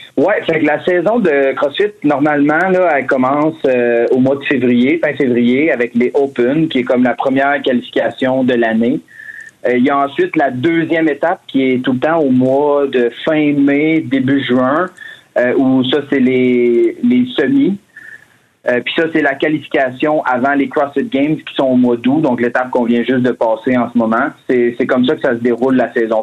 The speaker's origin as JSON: {"language": "French", "town": "Drummondville", "region": "Quebec", "country": "Canada", "moved": "yes", "lives_now": "Montreal, Canada", "said": "je viens de Drummond, par contre, mais euh, ça fait, ça fait maintenant un peu plus de dix ans que je suis à Montréal."}